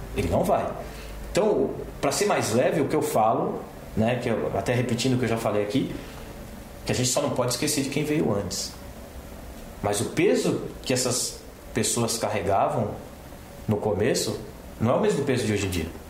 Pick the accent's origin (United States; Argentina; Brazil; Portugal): Brazil; a nossa vida enquanto brasileiros